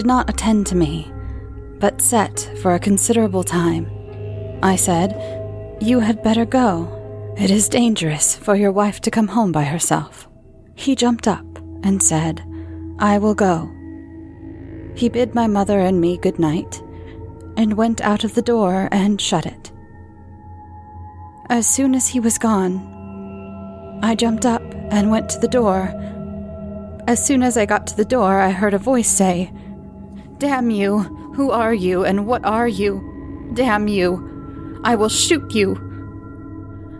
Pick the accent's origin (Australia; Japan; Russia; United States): United States; I am too American